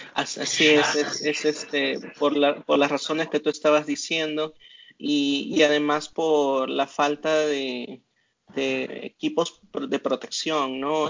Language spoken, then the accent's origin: Spanish; Las Cruces, New Mexico, United States; esta ciudad donde yo soy se llama Las Cruces